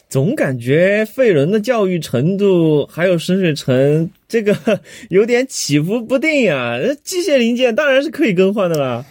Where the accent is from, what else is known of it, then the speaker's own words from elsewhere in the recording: Chengdu, Sichuan, China; 咱们成都人